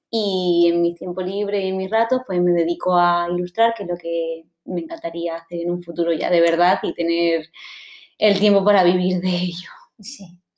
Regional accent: Cáceres, Extremadura, Spain; eh, soy graduada en Bellas Artes, soy de Extremadura, de Cáceres.

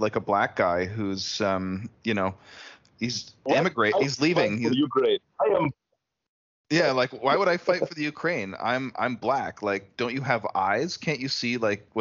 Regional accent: Canada; as a Canadian myself

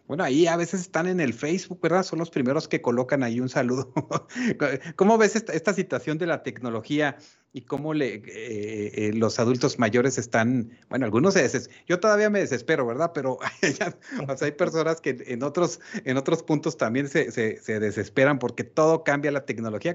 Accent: Mexico

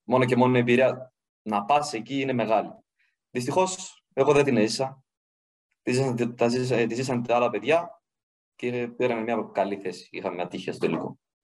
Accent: Griva, Central Macedonia, Greece; also born or lived in Thessaloniki; Ήμουνα στο χωριό μου, στη Γρήβα

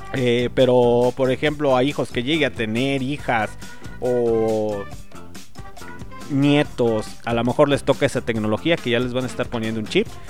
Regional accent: Mexico; nosotros como mexicanos

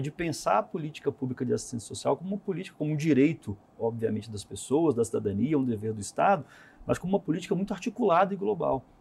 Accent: Minas Gerais, Brazil; now in Brasília, Brazil; eu sou mineiro

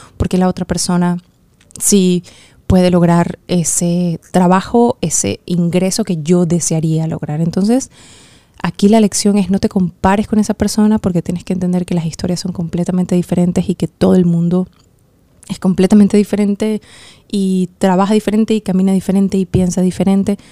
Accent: Venezuela; en Venezuela, en mi país

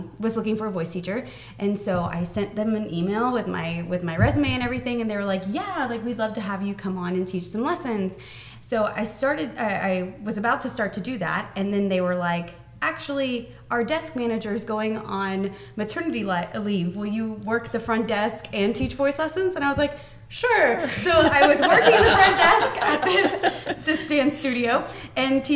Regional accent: Lakeland, Florida, United States; born and raised in Lakeland

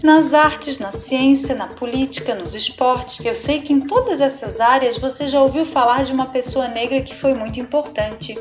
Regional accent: Brazil; Todos nós somos brasileiros

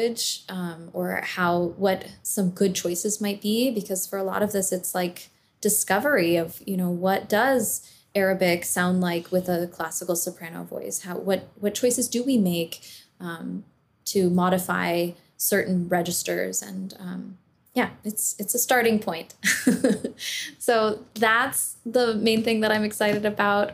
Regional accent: Southern California, United States; I grew up in California

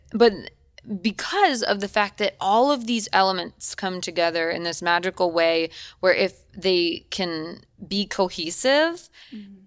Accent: Eden Prairie, Minnesota, United States; now in Los Angeles, United States; I'm from Minnesota. I grew up in Minnesota

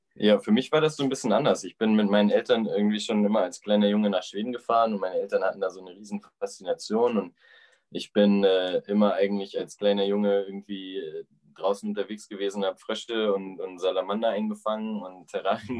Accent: Timmendorfer Strand, Schleswig-Holstein, Germany; moved away as an adult; also born or lived in Frankfurt / Cologne; now in Whitehorse, Canada; ich bin halt äh, eigentlich aus Timmendorfer Strand

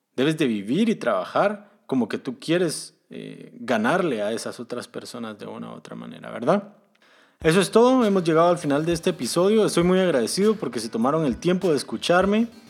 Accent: Guatemala; moved away as an adult; now in Germany; Originalmente soy de Guatemala, pero actualmente estoy viviendo en Alemania

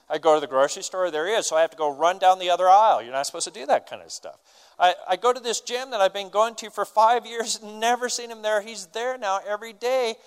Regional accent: United States; We're American

